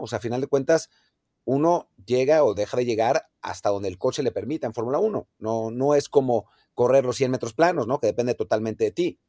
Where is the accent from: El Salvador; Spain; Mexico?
Mexico; como aficionado mexicano